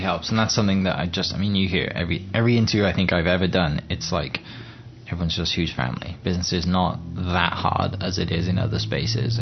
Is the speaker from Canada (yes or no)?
no; United Kingdom; moved away; Oklahoma's bigger than my home country and Wales and stuff